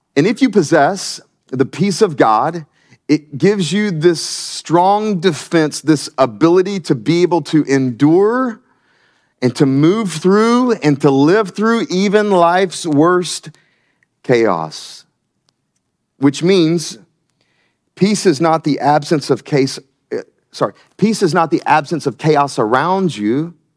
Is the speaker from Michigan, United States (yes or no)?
no; Myrtle Beach, South Carolina, United States; moved away as an adult; now in Wilmington, United States; I'm from South Carolina. Um, the great state of South Carolina, just a little south of here. And I grew up in, uh, Myrtle Beach